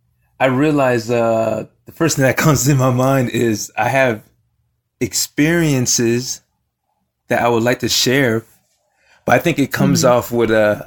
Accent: Florida, United States; moved away as an adult; also born or lived in Delaware; So originally I'm from Florida. I went to school in Delaware.

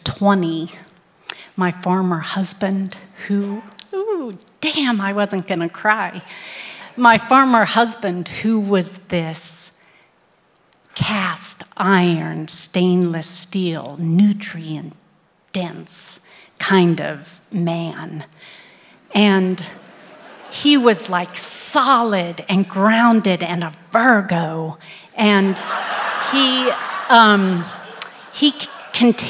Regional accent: Midwest, United States; I was born in the Midwest in the early 60s

